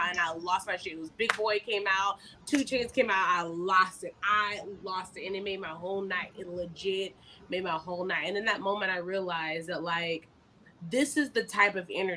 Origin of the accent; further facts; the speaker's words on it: Memphis, Tennessee, United States; I'm from Memphis